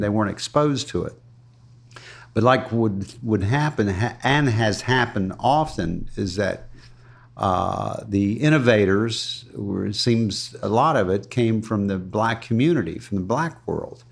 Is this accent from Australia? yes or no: no; Ruskin, Florida, United States; my first years, where I grew up in Ruskin